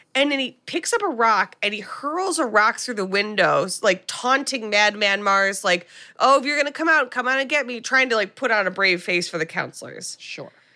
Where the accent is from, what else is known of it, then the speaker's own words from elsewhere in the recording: United States; as an American